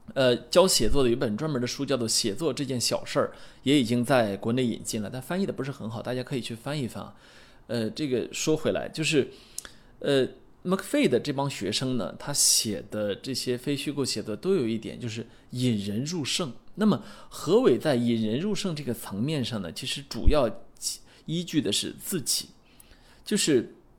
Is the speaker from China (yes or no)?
yes; China; 作为一个中国人